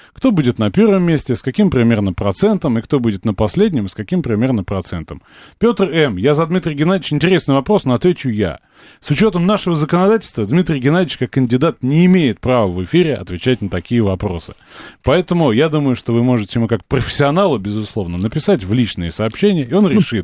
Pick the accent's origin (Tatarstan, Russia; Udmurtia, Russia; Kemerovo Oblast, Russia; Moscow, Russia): Moscow, Russia; Я вот как москвич